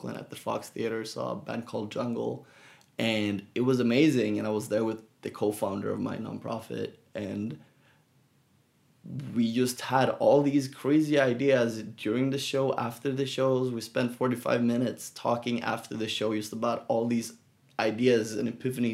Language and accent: English; Gothenburg, Västra Götaland, Sweden; now in San Francisco, United States; growing up in Sweden in Gothenburg